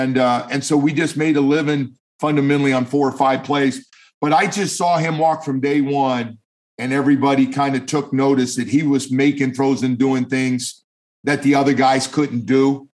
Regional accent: California, United States; And I'm going, snow? I'm from California, snow?

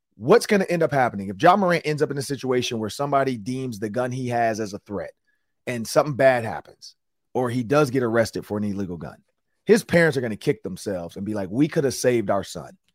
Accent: Detroit, Michigan, United States; I'm from Detroit, Michigan. I grew up in the inner city of Detroit

